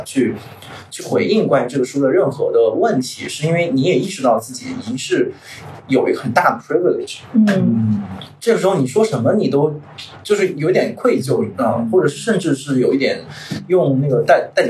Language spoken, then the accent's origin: Chinese; China; 尤其对我们中国人来讲，他可能牺牲自己眼前